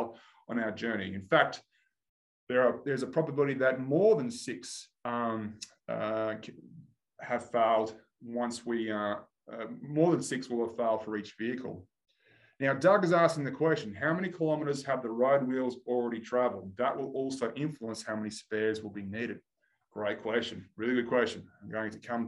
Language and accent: English; Australia; I'm Australian